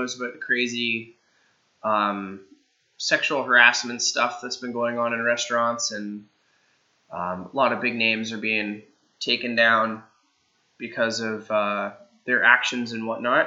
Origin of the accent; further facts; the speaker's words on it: Kingston, Ontario, Canada; also born or lived in Guelph / Halifax / San Francisco / Stratford; now in London, Canada; I'm from the Kingston area growing up, and the last few years of my culinary career, I've spent in the London area.